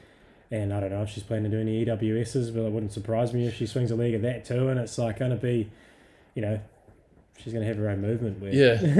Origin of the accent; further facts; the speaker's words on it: Scotland, United Kingdom; being a Scottish chick and it's raining, makes a bit of sense.